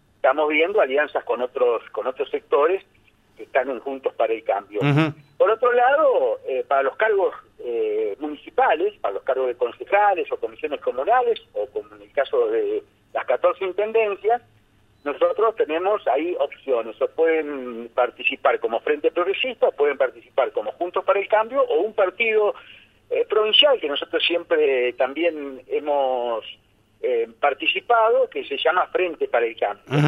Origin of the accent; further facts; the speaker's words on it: Argentina; also born or lived in Ambrosetti, Santa Fe; como buenos argentinos